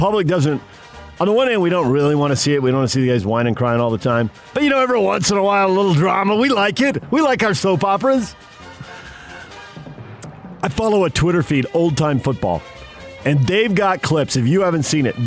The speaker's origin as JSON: {"language": "English", "town": "San Diego", "region": "California", "country": "United States", "tie": "born or raised there", "said": "I'm a kid growing up in San Diego"}